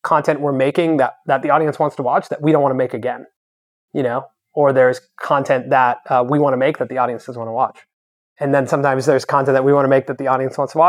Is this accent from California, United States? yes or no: yes; Los Angeles, California, United States; also born or lived in Santa Cruz; I grew up here in Venice Beach